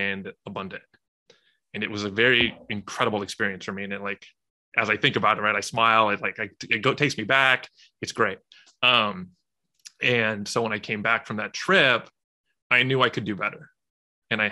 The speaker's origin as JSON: {"language": "English", "region": "Southern California", "country": "United States", "tie": "born or raised there", "said": "grew up in Southern California"}